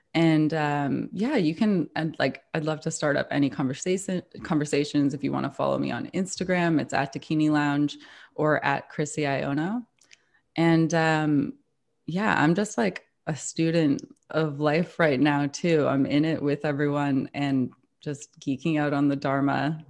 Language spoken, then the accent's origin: English; Toronto, Ontario, Canada; moved away as an adult; now in New York, United States; I've lived in New York for nearly thirteen years now, but I'm originally from Toronto